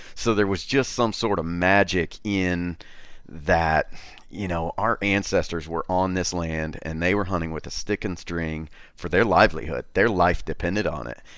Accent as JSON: {"language": "English", "town": "Wabash", "region": "Indiana", "country": "United States", "tie": "born or raised there", "said": "Born and raised in a, in a little town, Wabash, on the Wabash River"}